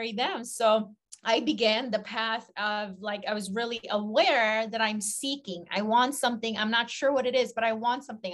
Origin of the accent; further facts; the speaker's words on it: Philippines; growing up in the Philippines